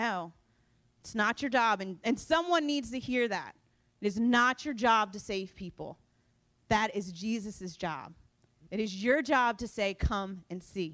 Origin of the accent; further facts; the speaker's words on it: United States; I was born and raised in Sussex County